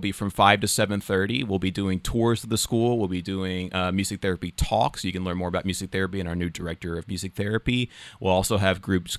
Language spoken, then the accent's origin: English; the South, United States; accent: Southern; people enjoy my Southern accent.